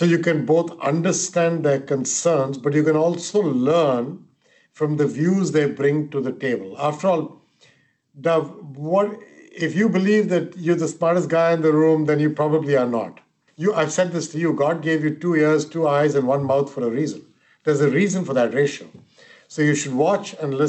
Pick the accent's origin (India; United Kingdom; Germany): India; moved away; I'm of Indian origin, and the country I came from